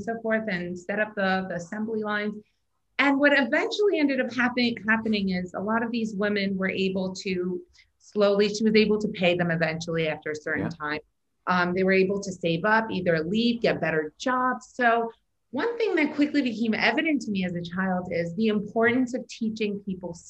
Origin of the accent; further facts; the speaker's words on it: Iran; moved away; I was born in Iran